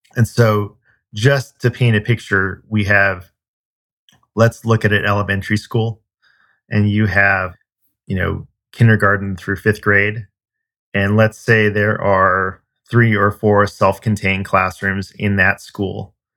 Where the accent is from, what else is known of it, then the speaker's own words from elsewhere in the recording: California, United States; moved away; I'm originally from California